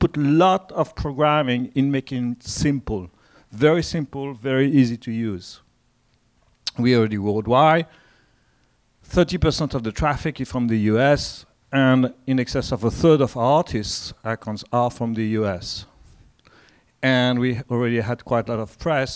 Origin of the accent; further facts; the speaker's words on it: France; accent: French; English is a second language; I come from France, as you can hear from the accent.